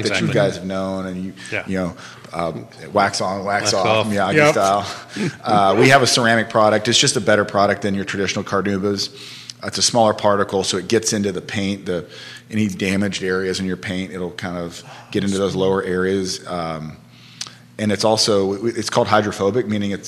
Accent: Houston, Texas, United States; now in Charlottesville, United States; I grew up in Houston, Texas

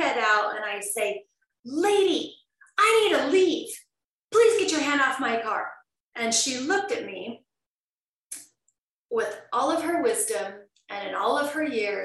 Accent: Southern Idaho, United States; also born or lived in Las Vegas, Nevada; now in Vancouver, Canada; I grew up very wholesome in Southern Idaho on a ranch

